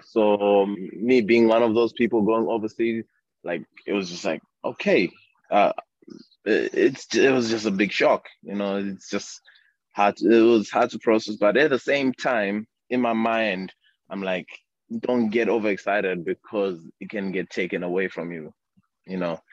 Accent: Harare, Zimbabwe; also born or lived in Bulawayo / Hwange; I grew up in Harare, uh, but um, I was born in uh, uh, the second big city, Bulawayo.

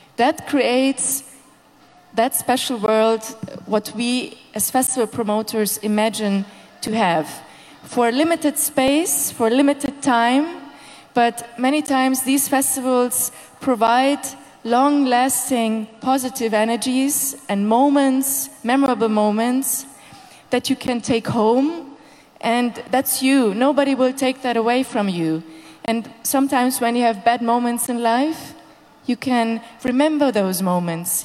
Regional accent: Hungary; moved away; also born or lived in Berlin, Germany; I'm um, Hungarian born, and um, I'm the um, festival director of uh, Lollapalooza Berlin

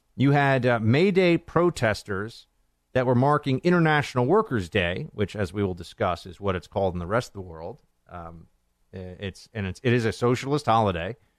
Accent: New York, United States; now in Washington, D.C., United States; I'm a New Yorker, so I know these things. Although I'm a swamp dweller right now in D C.

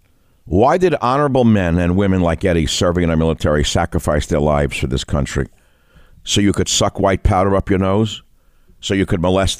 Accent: New York City, New York, United States; growing up in the Bronx

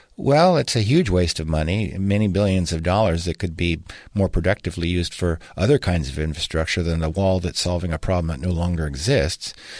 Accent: Washington, United States; I grew up in Washington State

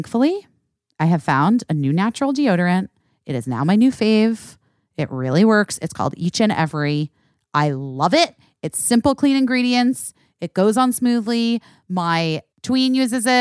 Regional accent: Los Angeles, California, United States; I'm from Los Angeles

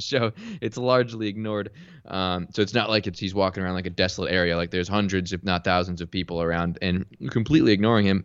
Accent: Orange County, California, United States; Born and raised in Orange County, California

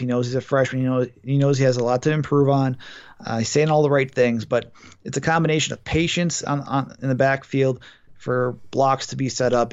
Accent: Milwaukee, Wisconsin, United States; I'm from Milwaukee

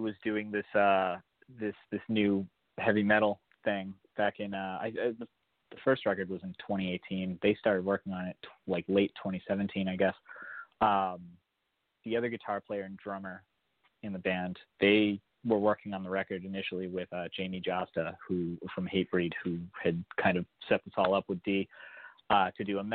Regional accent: Boston, Massachusetts, United States; I'm from the Boston area

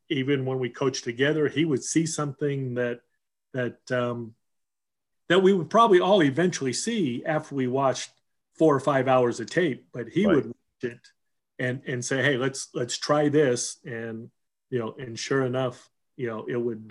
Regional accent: Southern California, United States; also born or lived in Seattle; we moved from Seattle to Southern California

